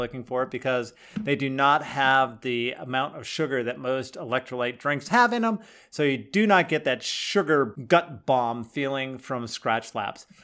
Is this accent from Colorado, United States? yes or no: yes; Boulder County, Colorado, United States; I grew up in Boulder County